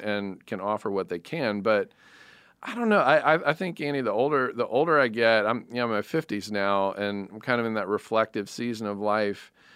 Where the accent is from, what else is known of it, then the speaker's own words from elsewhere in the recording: United States; I'm American